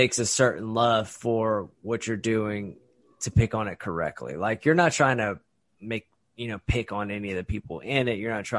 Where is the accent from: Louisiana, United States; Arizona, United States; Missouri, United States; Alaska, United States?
Louisiana, United States; Lafayette; we're all from the South as well. We grew up here